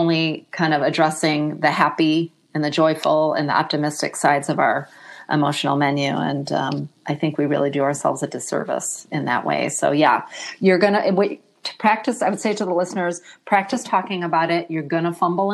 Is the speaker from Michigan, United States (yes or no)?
yes; Michigan, United States; also born or lived in Australia; now in Austin, United States; I'm originally from Michigan and have lived around the globe, including a short stint in Australia